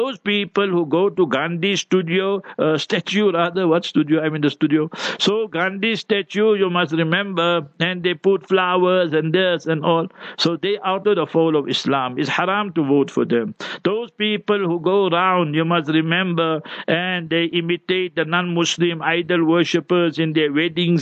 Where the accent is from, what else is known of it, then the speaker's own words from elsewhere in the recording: South Africa; English is a second language; I grew up in a township, in a location. I was born there.